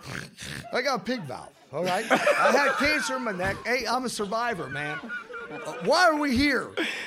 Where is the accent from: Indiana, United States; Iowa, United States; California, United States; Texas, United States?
Indiana, United States; I'm from Indiana.